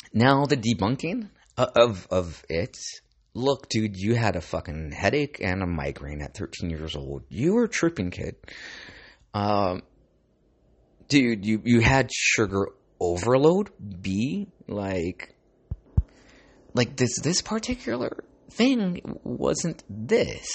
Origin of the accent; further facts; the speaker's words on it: Santa Ana, California, United States; Growing up in Santa Ana